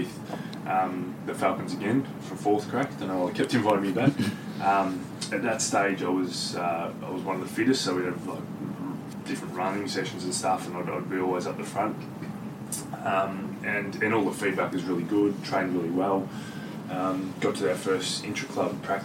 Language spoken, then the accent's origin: English; Geelong, Victoria, Australia; growing up in Geelong